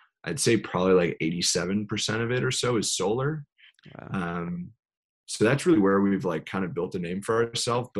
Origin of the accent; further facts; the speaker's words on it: New York, United States; I'm from New York